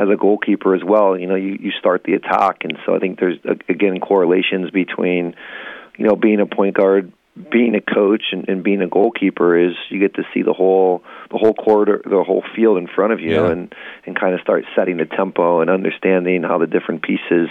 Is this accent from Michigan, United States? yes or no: yes; Southwest Michigan, United States; now in Portland, United States; growing up in Southwest Michigan at that time